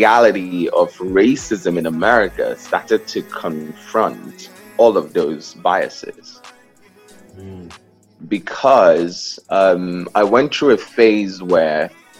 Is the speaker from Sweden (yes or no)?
no; Southeast, Nigeria; now in New York, United States; So I'm from the Southeast. The South is predominantly Christian. The North is predominantly Muslim. So we grew up believing that Islam is a violent religion, right?